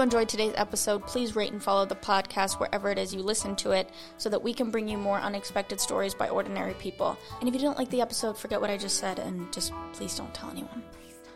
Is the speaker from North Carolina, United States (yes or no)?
no; Philadelphia, Pennsylvania, United States; I'm from Philly